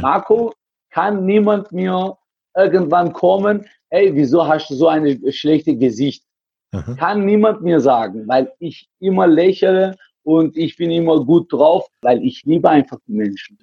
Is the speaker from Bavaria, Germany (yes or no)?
no; Heilbronn, Baden-Württemberg, Germany; ich komme aus Heilbronn